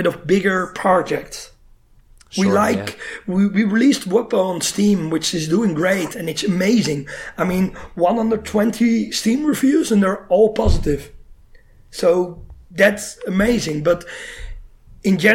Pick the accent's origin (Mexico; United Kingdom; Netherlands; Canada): Netherlands; we're from the Netherlands